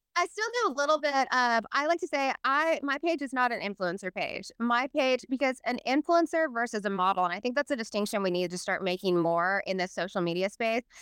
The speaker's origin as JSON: {"language": "English", "town": "Salinas", "region": "California", "country": "United States", "tie": "born or raised there", "moved": "yes", "said": "I grew up in Salinas"}